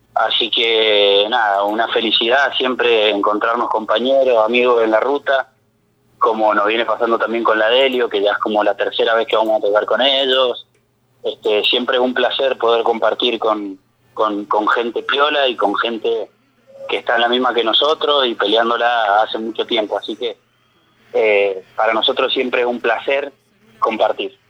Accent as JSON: {"language": "Spanish", "region": "Greater Mendoza", "country": "Argentina", "said": "Nosotros somos de Mendoza Capital"}